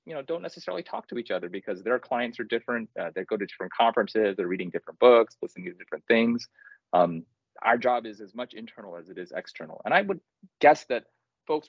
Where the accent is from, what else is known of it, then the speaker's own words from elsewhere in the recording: Kentucky, United States; I grew up in Kentucky